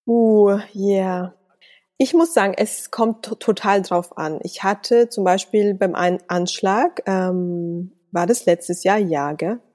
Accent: Salzburg, Austria; schließlich bin ich in Salzburg geboren und aufgewachsen und ich bezeichne das als mein Heimatland.

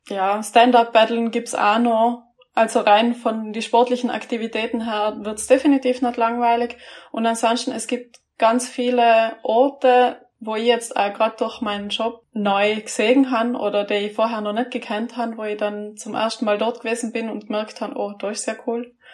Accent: Trentino-Alto Adige, Italy; Was eigentlich lustig ist als Südtiroler, weil die meisten Südtiroler, es gibt eigentlich keinen, der nicht Skifahren kann, aber ich kann nicht Skifahren.

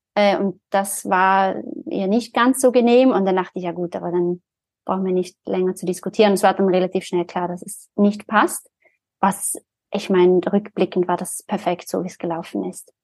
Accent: Zurich, Switzerland; Ich bin ja aus Zürich, also war damals auch schon in Zürich

